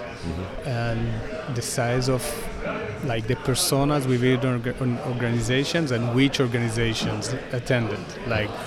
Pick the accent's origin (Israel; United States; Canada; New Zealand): Israel; Tel Aviv, Tel Aviv District; I'm from Tel Aviv, Israel